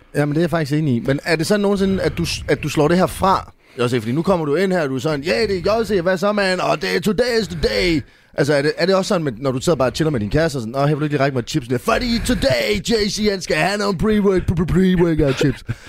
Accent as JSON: {"language": "Danish", "region": "Jutland", "country": "Denmark", "moved": "yes", "lives_now": "Copenhagen, Denmark", "said": "jeg er jo jyde, men jeg bor i København"}